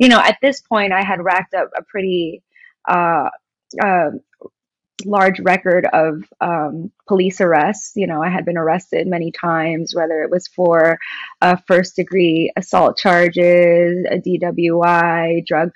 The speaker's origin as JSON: {"language": "English", "region": "New York", "country": "United States", "tie": "born or raised there", "said": "I grew up in New York."}